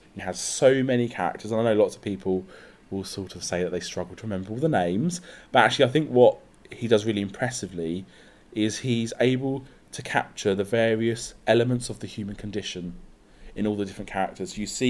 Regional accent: South East England, United Kingdom; I'm 31 and I'm from Sussex in the UK.

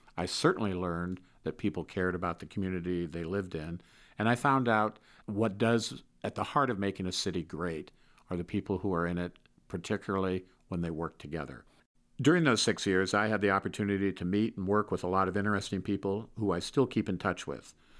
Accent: Salinas, California, United States; my hometown, Salinas, California

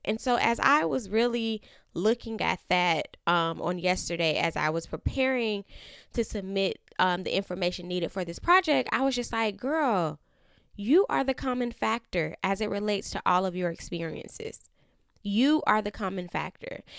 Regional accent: Florida, United States; now in Atlanta, United States; I am from Florida

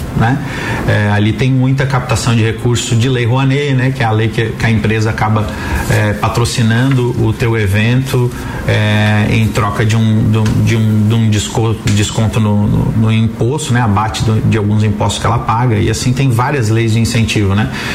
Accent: Brazil; a gente está vivendo como brasileiro

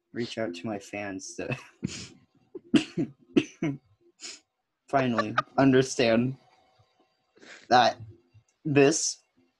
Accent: United States; I'm just a sad American

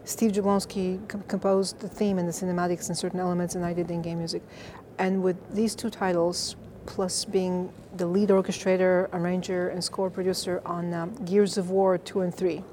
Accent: Bulgaria; moved away as an adult; also born or lived in North Carolina, United States; now in Los Angeles, United States; I was born and raised in Bulgaria, yeah. Eastern Europe. I came to the States 25 years ago to Duke University

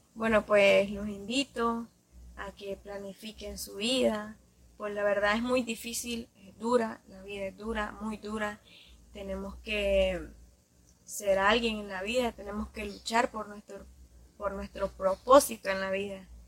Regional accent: Ciudad Sandino, Managua, Nicaragua; soy de Ciudad Sanino

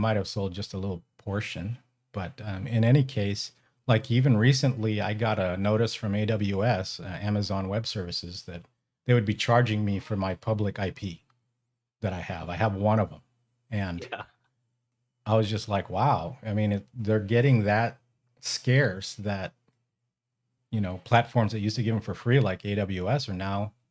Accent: California, United States; So uh, I'm originally from the Bay Area and um, moved to the Central Valley when I got married.

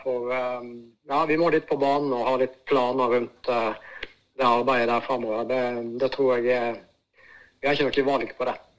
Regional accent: Voss, Vestland, Norway; also born or lived in Bergen; fra den tida jeg vokste opp og jeg er jo fra Vårstø

